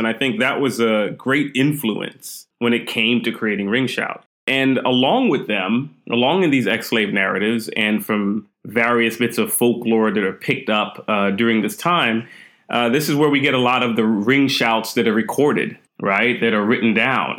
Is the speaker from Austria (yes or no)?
no; Texas, United States; also born or lived in Queens, New York / Brooklyn, New York / Trinidad and Tobago / Staten Island, New York; we moved to Texas. And Texas is where I spent most of my years